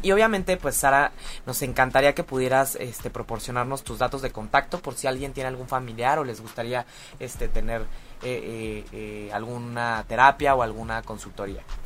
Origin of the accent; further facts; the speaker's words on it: Mexico; somos chismosísimos los mexicanos